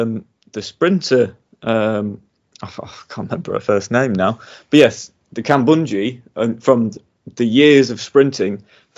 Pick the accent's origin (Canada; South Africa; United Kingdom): United Kingdom; Again, as a Brit, you'd love to see it, wouldn't you?